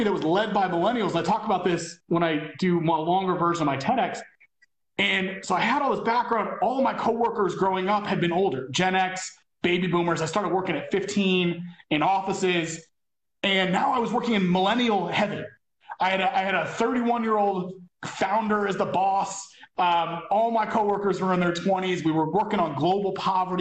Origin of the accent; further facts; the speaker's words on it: northern New Jersey, United States; moved away as an adult; also born or lived in Michigan / Asia; I moved from northern New Jersey, where I'd been all this luck and wonderful things with my parents and travel